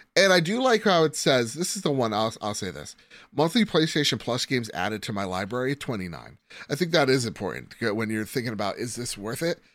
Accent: New Jersey, United States; from New Jersey

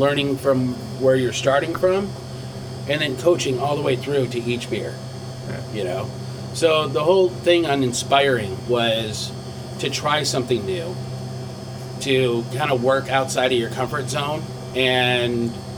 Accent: Michigan, United States; now in California, United States; I'm from Michigan

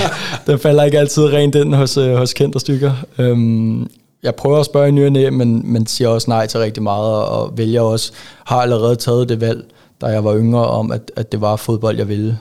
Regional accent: Ejby, Zealand, Denmark; moved away as an adult; also born or lived in Karlslund; now in Silkeborg, Denmark; jeg er jo faktisk vokset op i en øh, meget lille by, øh, som hedder Ejby. Ligger lidt ude for Køge. Øh, og der har jeg haft de første 13, 14, 14 år af mit liv

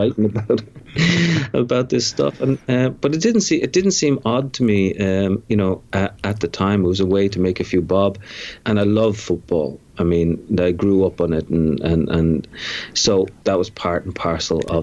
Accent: Dublin, Leinster, Ireland; now in New York, United States; I grew up in Dublin.

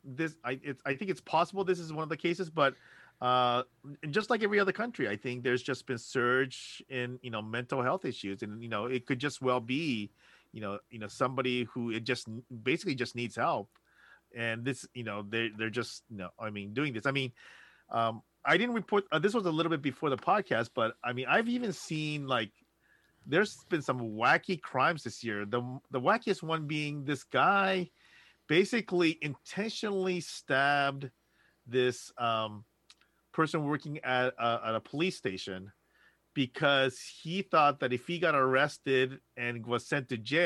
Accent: Los Angeles, California, United States; I'm from Los Angeles. It's pertinent.

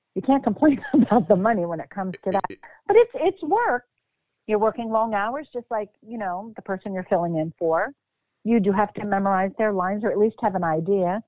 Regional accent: Bucks County, Pennsylvania, United States; moved away as an adult; also born or lived in Philadelphia, Pennsylvania; now in Mount Holly, United States; born born and raised in Philadelphia, moved to Bucks County when I was about six or seven

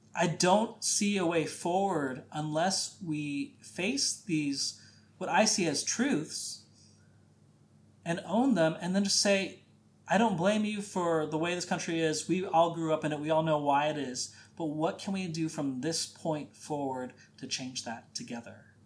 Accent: Midwest, United States; growing up in the Midwest, conservative Catholic

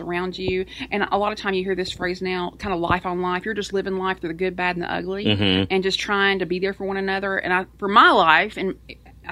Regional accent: East Tennessee, United States; I grew up in a very rural, small community in East Tennessee

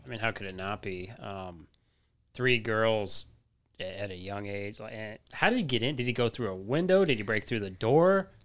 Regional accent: Colorado, United States; now in Texas, United States; I'm from Colorado

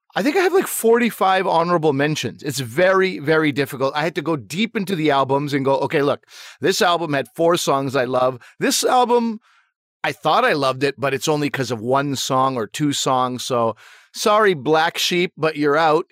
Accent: Canada; I was trying to be as proud a Canadian as possible

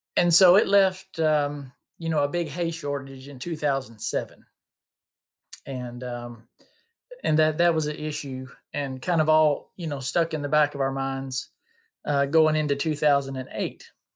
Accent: Bullitt County, Kentucky, United States; I'm from Bullock County, Kentucky, which is, uh, just the next county south of Louisville

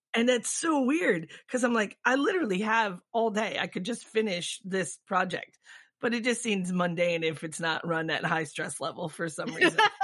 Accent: Michigan, United States; moved away; also born or lived in Florida; I grew up in Michigan, so it's kind of in my blood

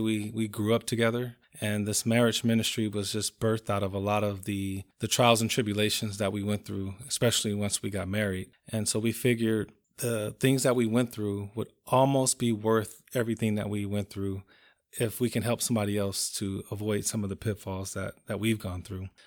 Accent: Compton, California, United States; I'm from Compton, California

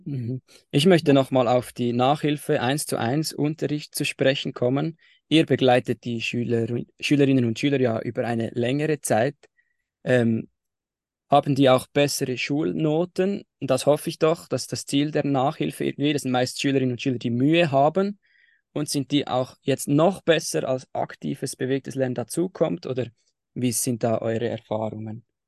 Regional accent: Switzerland; bei uns in der Schweiz im Primarschulalter

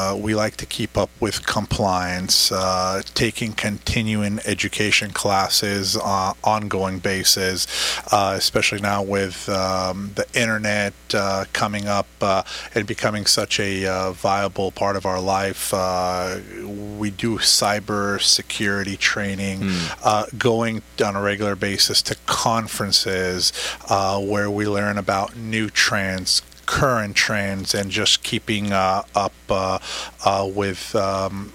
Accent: Israel; moved away as an adult; now in Orange County, United States; originally I was born and raised in Israel.

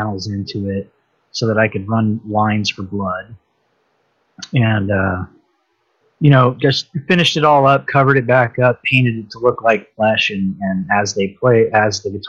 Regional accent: Universal Studios lot, California, United States; I grew up on the Universal Studios lot

